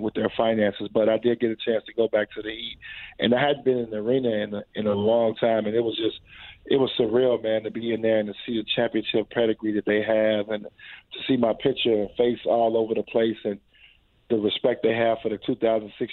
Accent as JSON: {"language": "English", "town": "Chicago", "region": "Illinois", "country": "United States", "said": "I'm from Chicago. We're both from there"}